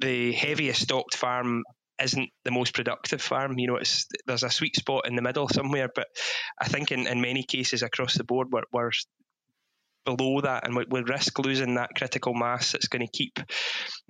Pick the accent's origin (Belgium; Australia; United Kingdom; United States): United Kingdom; Ayrshire, Scotland; born or raised there